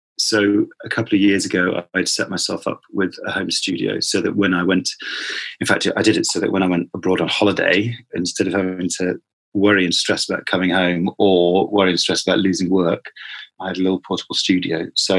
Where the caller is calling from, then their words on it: London, United Kingdom; I'm speaking from London and I am a father of 2 children